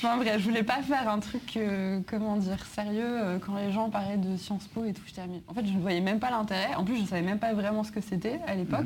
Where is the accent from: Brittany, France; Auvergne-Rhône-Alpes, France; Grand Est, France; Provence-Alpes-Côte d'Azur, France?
Auvergne-Rhône-Alpes, France; Grenoble; moved away as an adult; also born or lived in Paris; je viens de Grenoble de base, donc je suis mmh. arrivée à Paris